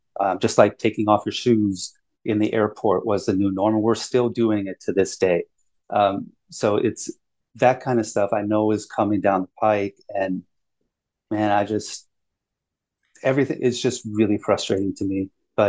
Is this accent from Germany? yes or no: yes; Germany; born there; I was actually born in Germany. But, you know, I was born to a father who's in the Air Force, so yeah, I'm an American.